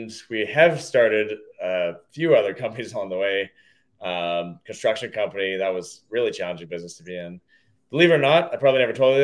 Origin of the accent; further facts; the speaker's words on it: Toronto, Ontario, Canada; now in Hamilton, Canada; I grew up in the Greater Toronto area